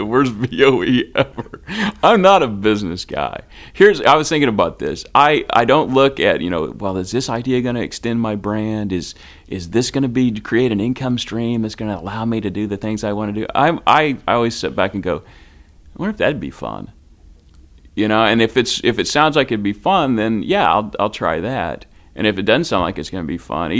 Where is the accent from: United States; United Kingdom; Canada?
United States; I am an American speaker